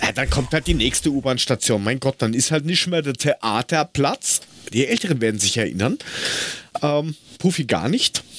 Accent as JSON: {"language": "German", "region": "Hesse", "country": "Germany", "tie": "born or raised there", "said": "als, als Hesse damit aufgewachsen"}